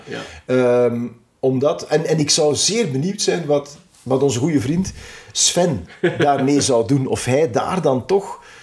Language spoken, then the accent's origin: Dutch; Temse, Flanders, Belgium; mijn geboortedorp, Temse.